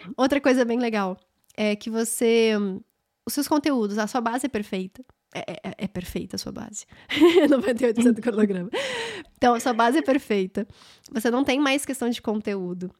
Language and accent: Portuguese; Brasília, Federal District, Brazil; eu sou de Brasília